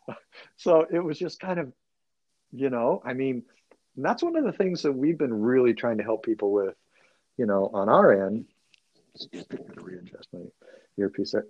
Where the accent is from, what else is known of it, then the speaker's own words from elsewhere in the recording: California, United States; being a Californian